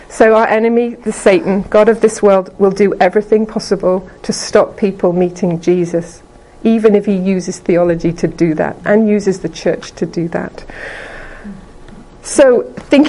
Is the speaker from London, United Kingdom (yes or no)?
no; Liverpool, North West England, United Kingdom; I'm from England, I'm from Liverpool